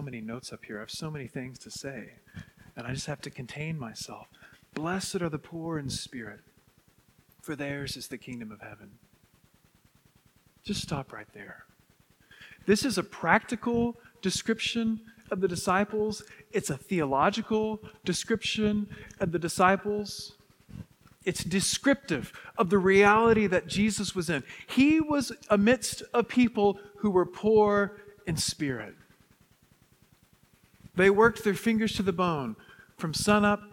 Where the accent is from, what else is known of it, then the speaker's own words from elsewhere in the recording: West Texas, United States; where I grew up in West Texas